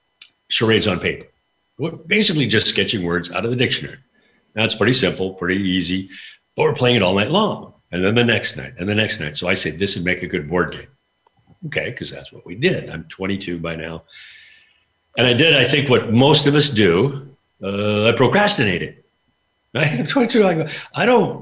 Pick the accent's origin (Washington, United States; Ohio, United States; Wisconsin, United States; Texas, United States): Washington, United States; Spokane; also born or lived in Vancouver, Canada; I was born in Canada, Vancouver, but I grew up in Spokane, Washington